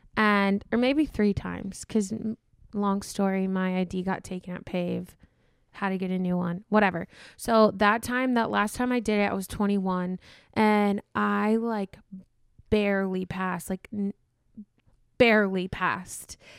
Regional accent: South Dakota, United States; moved away as an adult; now in Minnesota, United States; I'm from South Dakota. I just moved to Minnesota almost a year ago

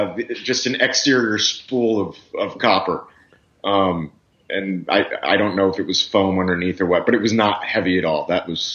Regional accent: Miami, Florida, United States; moved away as an adult; also born or lived in Texas; I'm from Miami originally.

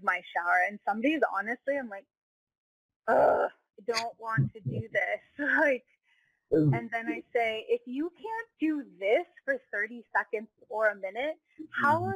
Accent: United States; also born or lived in Hawaii / California; I grew up in Hawaii and in California

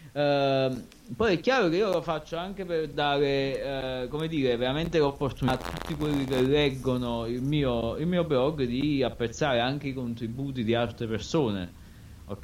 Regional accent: Anacapri, Campania, Italy; io è vero che sono di Capri

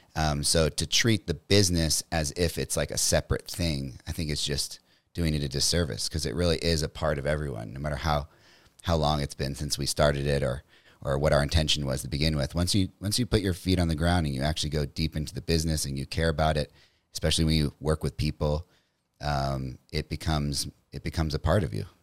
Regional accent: Metairie, Louisiana, United States; also born or lived in New Orleans; originally I'm from New Orleans, Louisiana, a little suburb called Metairie outside of New Orleans

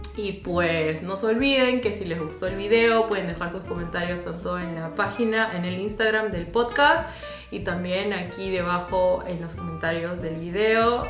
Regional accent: Peru; moved away as an adult; now in Germany; sí extraño mi patria

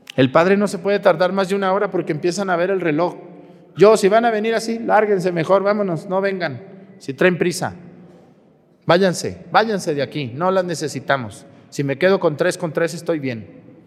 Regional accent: Mexico; ¿Qué hacemos los mexicanos? Damos el grito, todos nos festejamos, comemos, descansamos, ¿verdad? Todos sabemos nuestras costumbres como mexicanos.

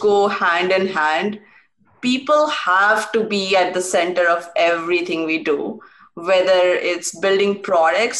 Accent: India; moved away as an adult; also born or lived in Pittsburgh, United States; Growing up in India

